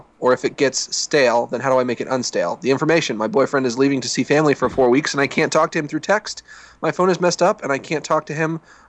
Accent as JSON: {"language": "English", "country": "United States", "tie": "born or raised there", "said": "I'm glad that I was born in America."}